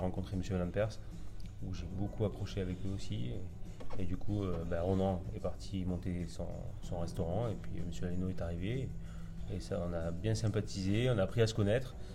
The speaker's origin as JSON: {"language": "French", "town": "Albi", "region": "Occitania", "country": "France", "also_born_or_lived": "Normandy", "moved": "yes", "lives_now": "Bordeaux, France", "said": "moi je suis originaire d'Albi dans le Tarn"}